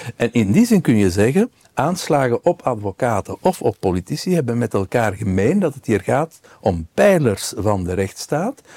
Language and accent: Dutch; Belgium